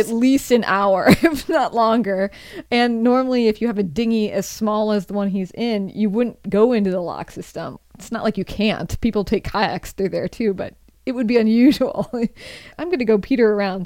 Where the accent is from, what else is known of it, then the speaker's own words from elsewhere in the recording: Seattle, Washington, United States; moved away as an adult; also born or lived in Rome, Italy; now in San Francisco, United States; what I consider my hometown